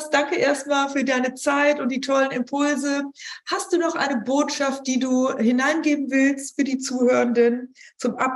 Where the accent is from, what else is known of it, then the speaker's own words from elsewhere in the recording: Hamburg, Germany; Ich sage lieber nichts, ich bin da kleinlaut als Hamburgerin.